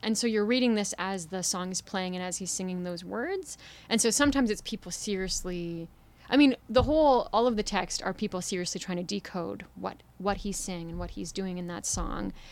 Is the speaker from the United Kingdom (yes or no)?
no; Toronto, Ontario, Canada; moved away as an adult; I'm from here, I'm from Toronto, but I haven't been living here for a few years.